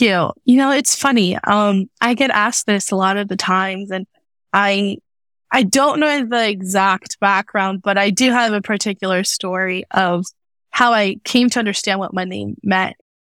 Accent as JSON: {"language": "English", "country": "United States", "tie": "born or raised there", "also_born_or_lived": "Mexico", "said": "being Mexican American, being born here, but also having lived in Mexico for a few years"}